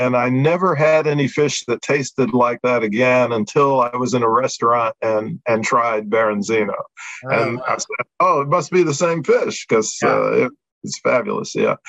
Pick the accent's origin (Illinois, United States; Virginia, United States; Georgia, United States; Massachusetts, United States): Virginia, United States; born there; I was born in Virginia, but when I was because my parents were living there, working there